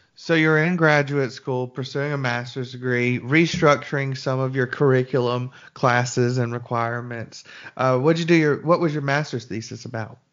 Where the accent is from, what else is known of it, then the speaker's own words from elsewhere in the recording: Birmingham, Alabama, United States; moved away as an adult; I was born and raised in Birmingham